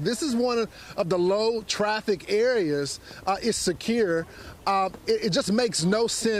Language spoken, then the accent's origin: English; Texas, United States; my home state of Texas